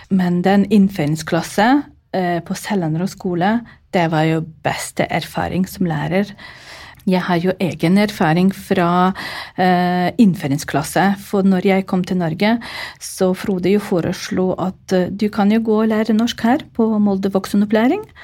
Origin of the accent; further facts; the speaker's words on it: Ukraine; first language Ukrainian; Norwegian is a second language; now in Norway; Eh, morsmålet mitt er jo ukrainsk. Og så vokste jeg opp under Sovjetunionen. Uh, ukrainsk var jo bondespråk, det var upopulært. Vi måtte snakke ordentlig språk. Det var jo russisk. Og da var det nesten som morsmålet mitt.